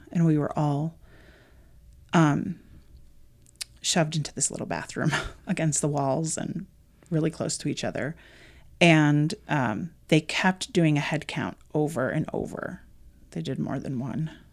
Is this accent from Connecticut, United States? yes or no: yes; Connecticut, United States; moved away as an adult; now in Arizona, United States; I was born and raised in Connecticut.